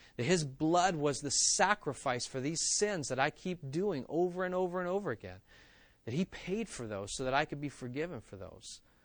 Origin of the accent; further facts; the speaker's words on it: West Virginia, United States; moved away; I grew up in West Virginia that has hills that we call mountains